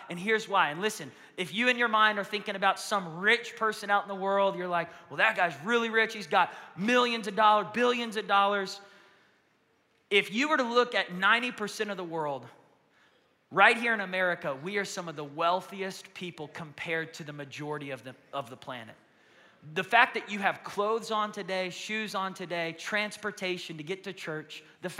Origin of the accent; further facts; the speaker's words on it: Yemen; born there; I'm a Muslim. I was born in Yemen. My whole family are Muslims.